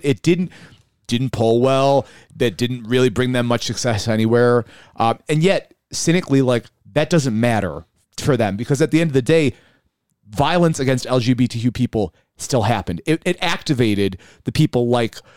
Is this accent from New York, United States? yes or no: yes; Buffalo, New York, United States; growing up in South Buffalo, West Seneca is right there